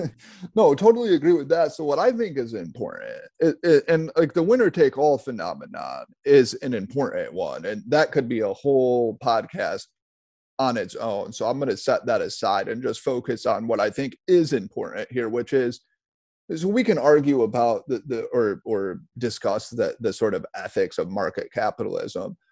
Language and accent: English; United States; I take pride in being American. I I was just born here.